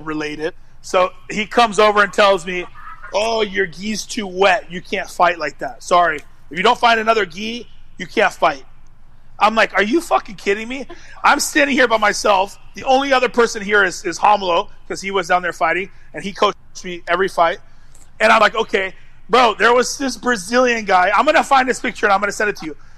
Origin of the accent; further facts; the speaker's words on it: United States; I'm American